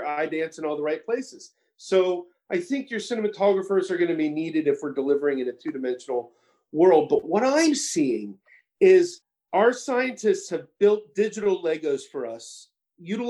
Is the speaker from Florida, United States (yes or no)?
yes; Orlando, Florida, United States; moved away as an adult; I grew up in Orlando, right? From middle school, high school